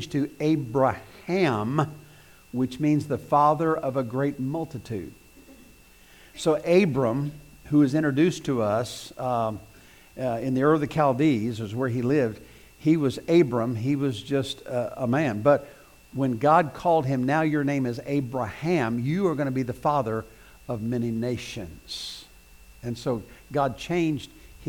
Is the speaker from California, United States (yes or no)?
no; southeast Missouri, United States; moved away; I grew up in Missouri, southeast Missouri, and there's lots of brush and woods